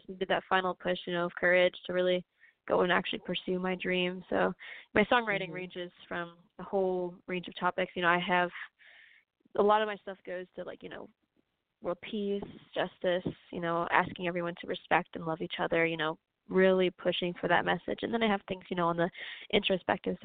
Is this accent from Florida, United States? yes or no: yes; South Florida, United States; I'm from Florida, South Florida